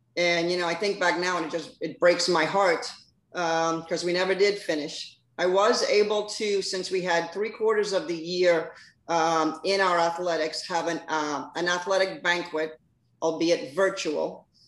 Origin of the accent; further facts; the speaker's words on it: Weehawken, New Jersey, United States; moved away as an adult; also born or lived in Billings, Montana; now in Florida, United States; I'm originally from Weehawken, New Jersey. Uh, went to school there.